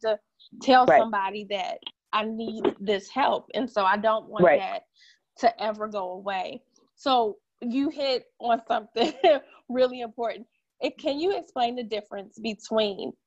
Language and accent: English; Michigan, United States; now in the South, United States; I'm originally from Michigan